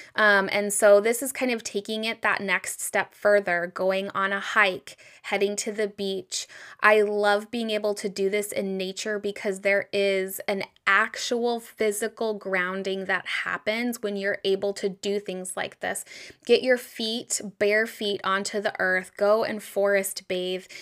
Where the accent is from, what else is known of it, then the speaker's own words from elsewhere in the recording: United States; growing up in the United States